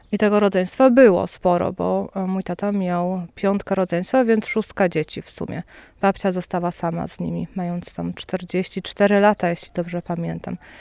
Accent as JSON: {"language": "Polish", "town": "Wola Obszańska", "region": "Lublin Voivodeship", "country": "Poland", "tie": "born or raised there", "also_born_or_lived": "Biłgoraj", "moved": "as an adult", "lives_now": "Warsaw, Poland", "said": "Ja też mieszkałam właśnie stąd, wyprowadziliśmy się do Biłgoraja"}